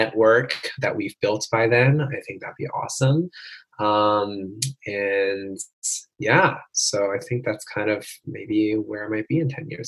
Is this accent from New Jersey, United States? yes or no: yes; New Jersey, United States; I grew up in New Jersey